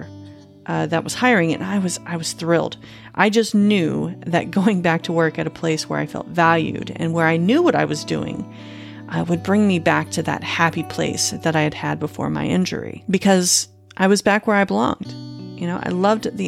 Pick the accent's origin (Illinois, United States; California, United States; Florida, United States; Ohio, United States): Florida, United States; Panama City; moved away as an adult; also born or lived in Phoenix, Arizona; my hometown of Panama City, Florida